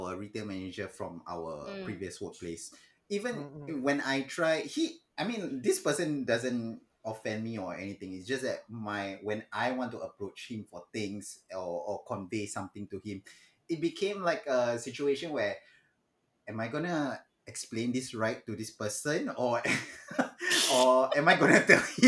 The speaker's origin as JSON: {"language": "English", "country": "Malaysia", "said": "me as a Malay individual"}